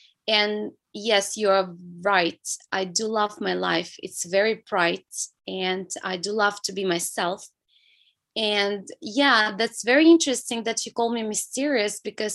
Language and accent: English; small city next to Vladivostok, Primorsky Krai, Russia; English is a second language; now in China; I'm from Russia. Yeah, I was born in Far East. It's the region, the city by the sea. So I've been growing by the sea.